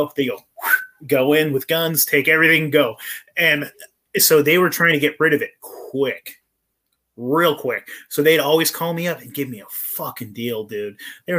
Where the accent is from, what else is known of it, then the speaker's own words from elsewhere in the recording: Eureka, California, United States; my hometown's Eureka, California, so I'm from Humboldt County.